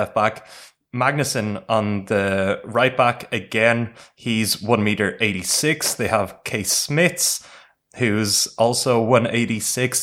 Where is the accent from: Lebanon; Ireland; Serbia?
Ireland; we played as the Irish team